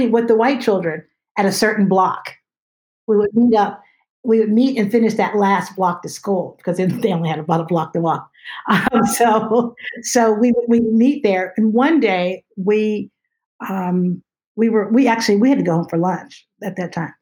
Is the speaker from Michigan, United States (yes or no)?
no; outside of Pittsburgh, Pennsylvania, United States; I grew up in Pennsylvania, and so outside of Pittsburgh